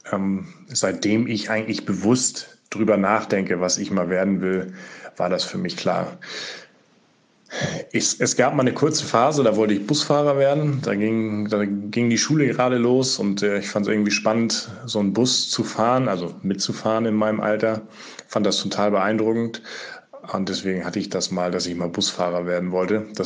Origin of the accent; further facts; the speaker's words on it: Schleswig-Holstein, Germany; Ich bin aufgewachsen in Schleswig-Holstein, genauer in Ostholstein und bin da groß geworden auf einem landwirtschaftlichen Betrieb.